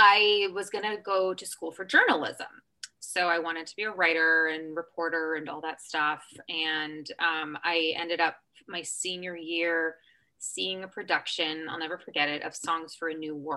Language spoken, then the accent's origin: English; Overland Park, Kansas, United States; moved away; also born or lived in Charleston, West Virginia; So I was born in Charleston, West Virginia. Mm-hmm. And so I still have family there, but I grew up in Overland Park, Kansas, in Kansas City. So my parents are divorced. So I grew up in Overland Park primarily, but my dad lived on the Missouri side in Kansas City. So very much a Kansas City gal.